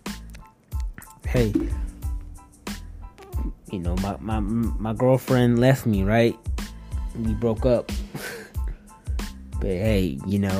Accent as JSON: {"language": "English", "town": "Detroit", "region": "Michigan", "country": "United States", "tie": "born or raised there", "also_born_or_lived": "Northwest Indiana", "moved": "as an adult", "said": "Detroit, my hometown"}